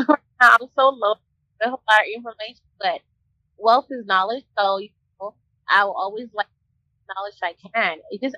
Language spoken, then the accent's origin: English; Minneapolis, Minnesota, United States; also born or lived in Africa; I'm a poor girl born and raised in Africa, you know, grew up in Minneapolis.